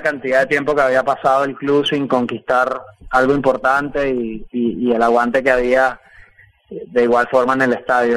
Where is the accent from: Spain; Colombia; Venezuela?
Venezuela; moved away; fui el primero venezolano en estar en ese 11